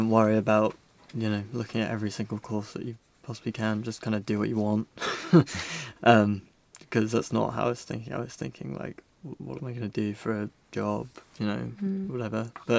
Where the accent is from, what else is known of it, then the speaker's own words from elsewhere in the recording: Weybridge, South East England, United Kingdom; moved away as an adult; now in Brighton, United Kingdom; I'm from Weybridge, which is like half an hour outside London-ish.